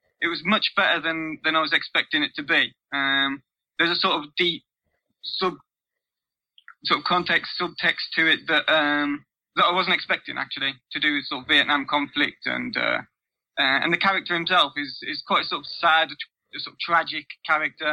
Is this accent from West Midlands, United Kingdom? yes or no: yes; Black Country, West Midlands, United Kingdom; accent: mangled Black Country; my sort of mangled Black Country accent